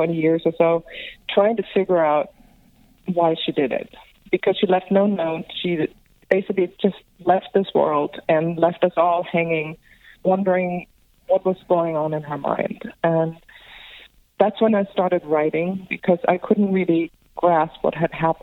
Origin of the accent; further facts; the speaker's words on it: Germany; accent: European; also born or lived in Greece / London; now in Los Angeles, United States; I am from Greece, but I grew up in Germany, and I actually spent a lot of time in London.